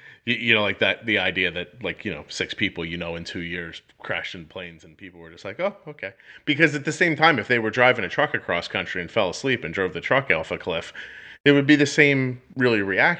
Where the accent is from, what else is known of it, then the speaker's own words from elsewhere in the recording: Philadelphia, Pennsylvania, United States; So, I'm in Philadelphia, right around, well, I'm outside of Philadelphia, New Jersey. And I grew up in Philly my whole life.